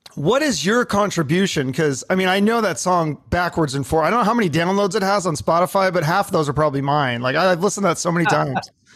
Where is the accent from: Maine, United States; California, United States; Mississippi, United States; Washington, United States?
Washington, United States; Seattle; I grew up in Seattle in the '90s